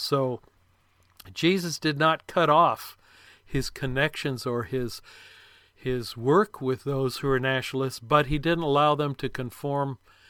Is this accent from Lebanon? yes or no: yes; Lebanon; because of my background of growing up in Lebanon